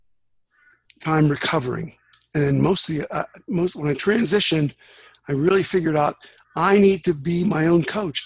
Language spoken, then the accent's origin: English; Western Pennsylvania, United States; I grew up in Western Pennsylvania in USA, Steel Town.